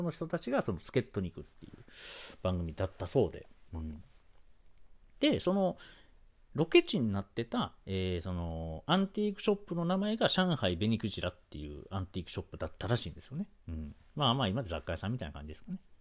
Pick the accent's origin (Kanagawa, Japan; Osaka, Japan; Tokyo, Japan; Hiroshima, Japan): Osaka, Japan; Sakai; 僕、出身はその大阪の中でも堺